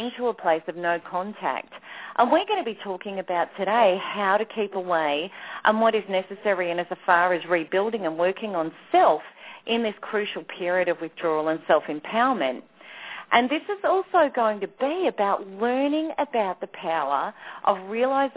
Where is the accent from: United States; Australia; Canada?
Australia; Australia, of course, my home country